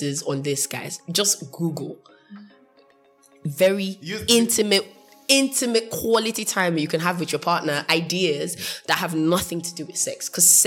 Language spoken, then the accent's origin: English; United Kingdom; first language English; I'm British, so I don't speak... I speak in English